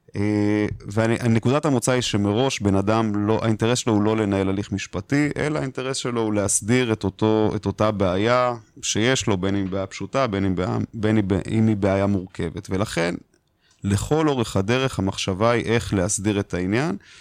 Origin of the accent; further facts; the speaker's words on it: Israel; אנחנו כישראלים